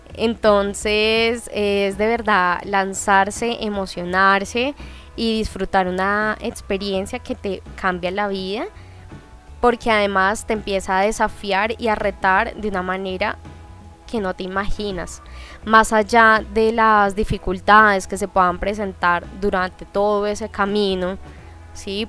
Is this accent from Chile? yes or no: no; Colombia; also born or lived in Buenos Aires, Argentina; me refiero a este caso a Colombia, que es de donde vengo yo y donde estoy ahora